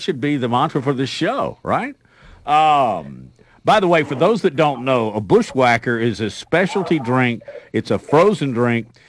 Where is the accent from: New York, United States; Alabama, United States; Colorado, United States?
Alabama, United States; I grew up in Alabama